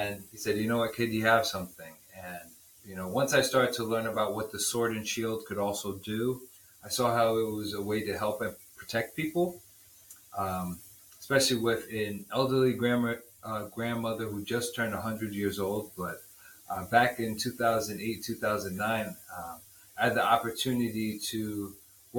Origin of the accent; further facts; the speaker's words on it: New York City, New York, United States; also born or lived in Bronx, New York; I'm originally from New York, born and raised in Harlem. My family's from Haiti